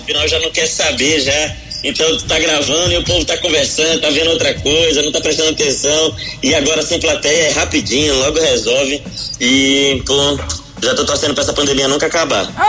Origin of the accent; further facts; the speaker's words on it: Belém, Pará, Brazil; now in São Paulo, Brazil; Eu sou de Belém. Eu hum. sou de hum. Belém do Pará.